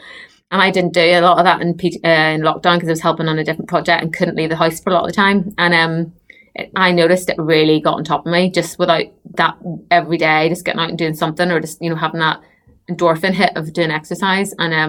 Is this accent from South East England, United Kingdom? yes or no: yes; Basingstoke, South East England, United Kingdom; from Basingstoke.